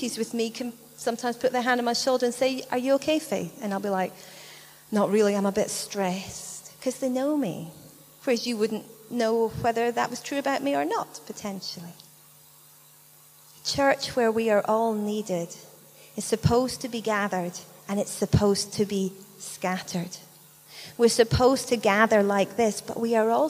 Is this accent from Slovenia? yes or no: no; United Kingdom; we're British